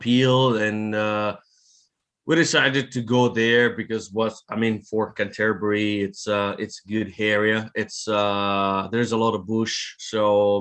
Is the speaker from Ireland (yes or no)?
no; Italy; also born or lived in France; now in New Zealand; I'm from Italy, moved to France